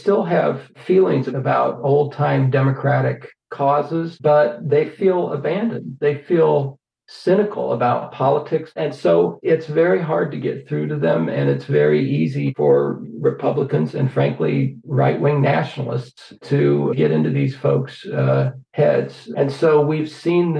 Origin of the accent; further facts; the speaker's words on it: Midwest, United States; moved away as an adult; also born or lived in Iowa; now in Washington, United States; I grew up in the Midwest in a neighborhood where the high school was about three blocks from the biggest factory in town